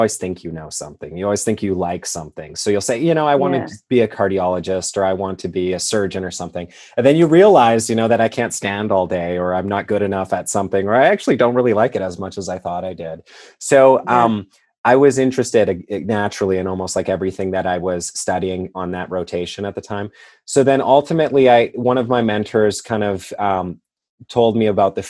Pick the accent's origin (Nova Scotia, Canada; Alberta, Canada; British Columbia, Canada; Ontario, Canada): Alberta, Canada; Edmonton; moved away as an adult; also born or lived in Wainwright, Alberta, Canada / Kansas City; now in Cincinnati, United States; I was born and raised, though, in Wainwright, Alberta, Canada, which is a very small town in Alberta. And then we ended up moving towards the city as I grew up. So we grew up near Edmonton, Alberta, Canada